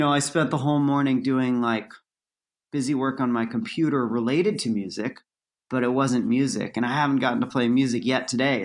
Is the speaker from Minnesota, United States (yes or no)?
no; Santa Cruz, California, United States; now in New York City, United States; Santa Cruz, my hometown. And growing up like in the forest out there